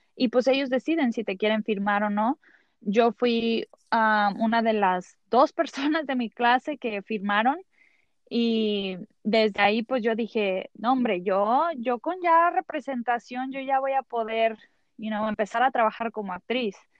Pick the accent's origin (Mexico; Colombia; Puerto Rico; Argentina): Mexico; soy mexicana